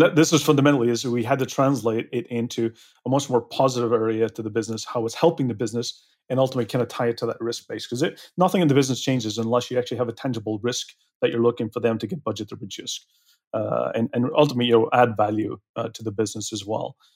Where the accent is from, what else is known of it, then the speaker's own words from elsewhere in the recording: Belfast, Northern Ireland, United Kingdom; moved away; I'm originally from Belfast